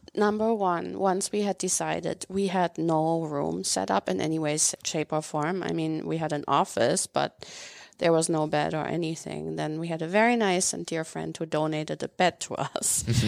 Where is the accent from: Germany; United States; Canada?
Germany; Northern Germany; moved away as an adult; I grew up in Germany